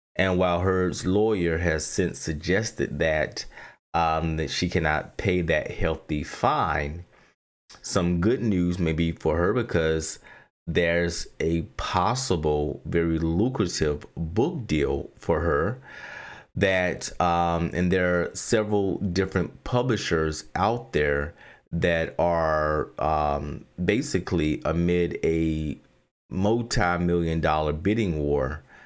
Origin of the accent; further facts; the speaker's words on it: Southern, Southern United States, United States; accent: Southern; my Southern accent